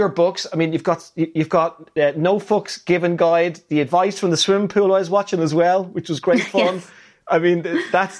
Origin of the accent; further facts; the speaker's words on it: Ireland; I'm Irish.